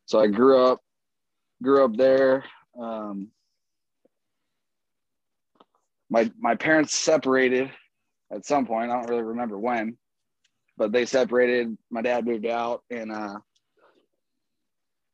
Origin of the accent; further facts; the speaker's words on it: Roseburg, Oregon, United States; moved away; also born or lived in Portland, Oregon / Houston, Texas / San Francisco, California; I grew up in Southern Oregon for the most part.